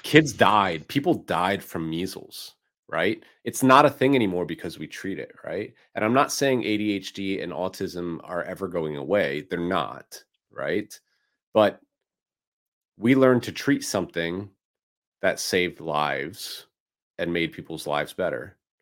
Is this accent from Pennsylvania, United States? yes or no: yes; Philadelphia, Pennsylvania, United States; moved away; my hometown of Philadelphia